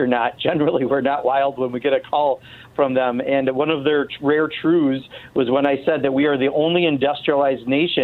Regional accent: Kenosha, Wisconsin, United States; Kenosha, Wisconsin, which happens to be my hometown

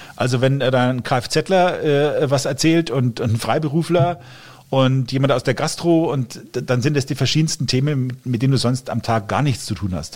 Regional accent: Fürth district, Middle Franconia, Bavaria, Germany; also born or lived in Coburg; ich bin gebürtiger Coburger, habe immer hier in Mittelfranken gewohnt, zumindest hier aufgewachsen, im Landkreis Fürth

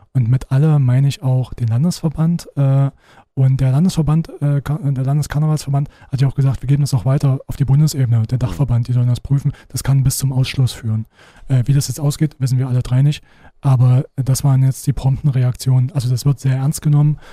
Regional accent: Halle, Saxony-Anhalt, Germany; Äh, ich komme ja aus Halle

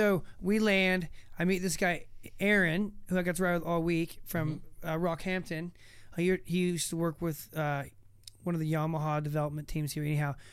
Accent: United States; being like American

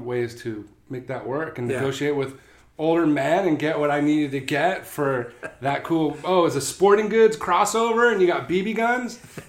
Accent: Westlake Village, California, United States; also born or lived in Connecticut / Seal Beach, California; I grew up in Westlake Village. So that's 16 and a half miles to county line.

